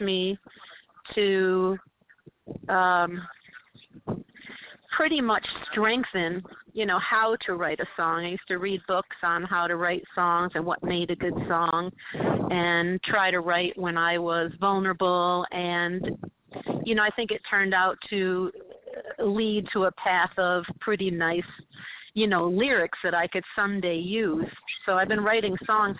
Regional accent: Utica, New York, United States; born or raised there; moved away as an adult; now in New York City, United States

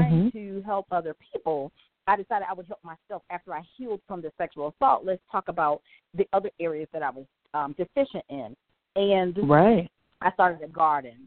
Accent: the South, United States; I'm from the South, and I grew up eating the pork

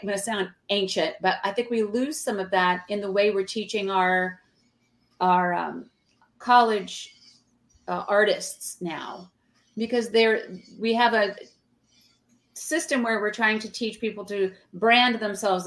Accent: Georgia, United States; now in New York City, United States; I'm from Georgia. We were raised Southern

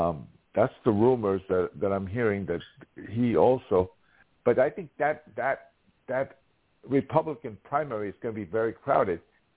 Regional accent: New York City, New York, United States; I grew up in the city.

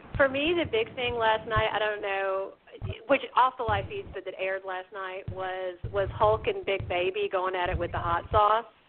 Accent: the South, United States; I'm a Southerner, so I grew up with this.

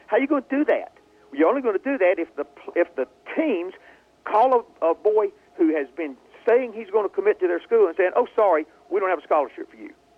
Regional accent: Hueytown, Alabama, United States; I'm from Hueytown, Alabama. We're not math geniuses there

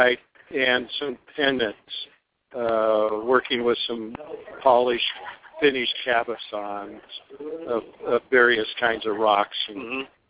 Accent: Seattle, Washington, United States; We're from the Seattle area

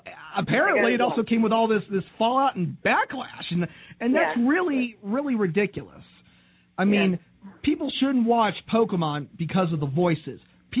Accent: Norwood, Ohio, United States; we come from Norwood, Ohio

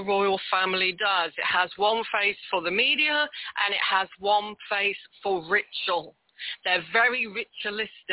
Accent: United Kingdom; as a Brit

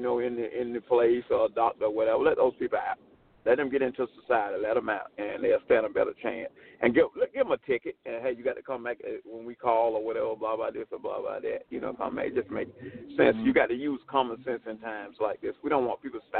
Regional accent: the South, United States; also born or lived in New York City, United States; now in Queens, New York, United States; I'm a New Yorker by birth, and I was raised in the country in the South.

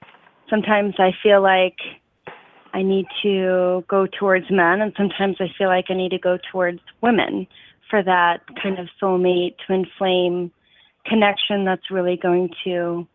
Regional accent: Maplewood, Missouri, United States; I'm from Maplewood, yes

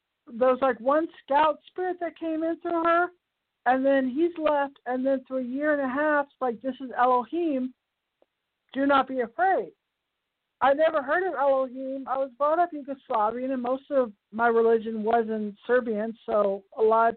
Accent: the Bay Area, California, United States; I'm from the Bay Area

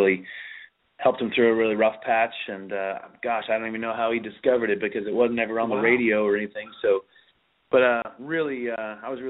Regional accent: Pembroke, Ontario, Canada; I grew up playing in, or cutting my teeth, I guess, as they'd say, in clubs and country bars in Southern Ontario, and even before that in my hometown of Pembroke

